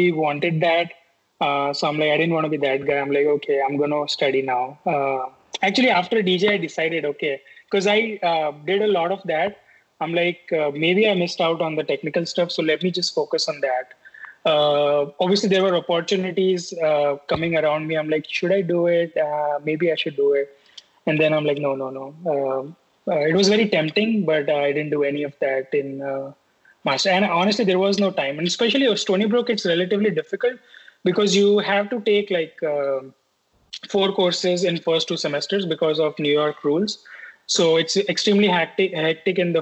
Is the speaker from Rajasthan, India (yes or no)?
yes; Rajasthan, India; moved away as an adult; also born or lived in Pune / Mumbai; now in United States; I stayed in small place in Rajasthan, my hometown.